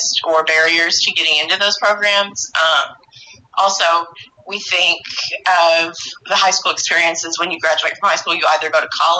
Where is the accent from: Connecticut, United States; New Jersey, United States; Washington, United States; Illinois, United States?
Illinois, United States; Metropolis; I am a Metropolis native. I've lived here my whole life.